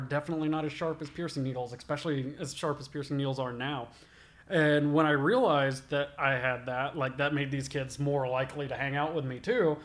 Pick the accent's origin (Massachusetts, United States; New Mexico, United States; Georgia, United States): Georgia, United States; Albany; also born or lived in Sylvester, Georgia; I grew up in Albany, Georgia